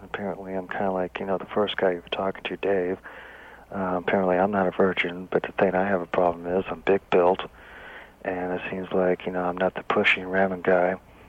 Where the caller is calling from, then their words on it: Bakersfield, California, United States; Yeah, I'm calling from Bakersfield.